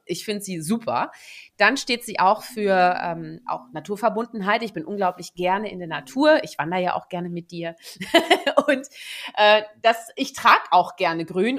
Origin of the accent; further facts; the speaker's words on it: Netherlands; moved away; also born or lived in Germany; ich gebürtige Niederländerin bin